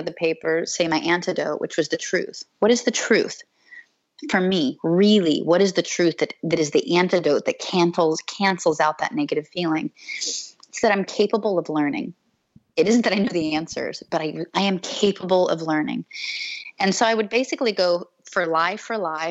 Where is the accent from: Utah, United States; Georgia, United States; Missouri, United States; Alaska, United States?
Alaska, United States; I was raised outdoors in Alaska